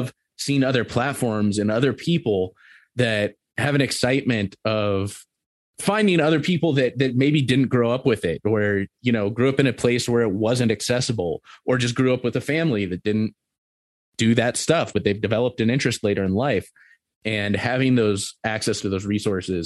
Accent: Southern California, United States; moved away as an adult; now in Montana, United States; I grew up in Southern California. I grew up going to the beach and stuff

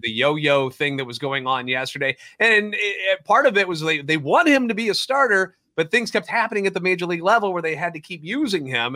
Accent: St. Louis, Missouri, United States; Born and raised in the Loop and a lifetime Cardinals fan

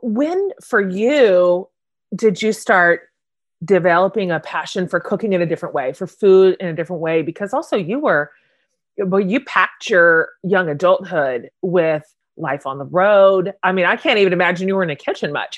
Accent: Wichita, Kansas, United States; you and I are both Kansas girls. I grew up in Wichita.

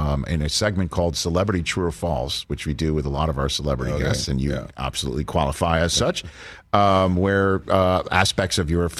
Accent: New York City, New York, United States; moved away as an adult; also born or lived in Ann Arbor, Michigan; I'm from New York City

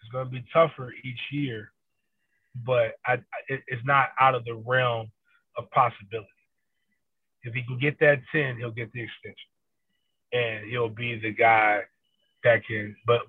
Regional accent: Tallahassee, Florida, United States; I know Dugan from the same around the same area I'm from in Tallahassee.

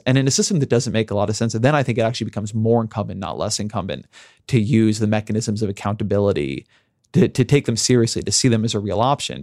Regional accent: United States; I'm an American

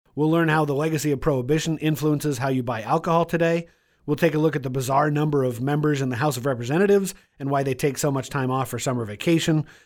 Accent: Washington, United States; in second grade when there was this massive teacher strike in my home state of Washington

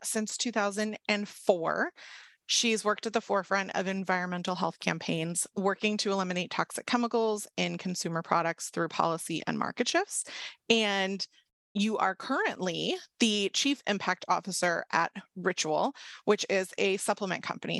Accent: Washington, District of Columbia, United States; D C, which is obviously my hometown, the suburbs, not the actual city

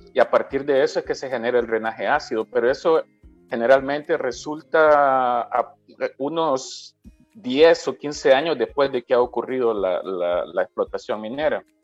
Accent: El Salvador; nosotros como salvadoreños

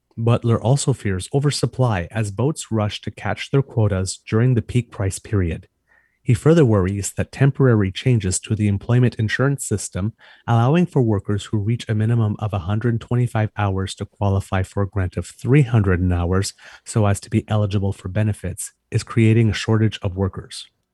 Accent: Ontario, Canada; I was raised in Franco-Ontarian culture. I'm a French Canadian boy.

